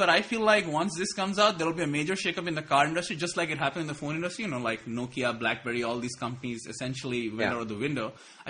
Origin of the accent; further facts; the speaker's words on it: India; I don't know if this is racist because I'm Indian too